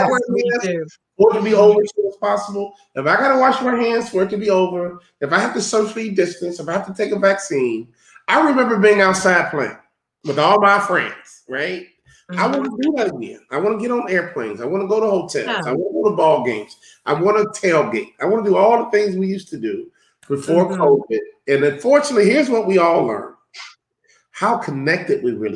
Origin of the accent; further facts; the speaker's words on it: Chicago, Illinois, United States; I'm from Chicago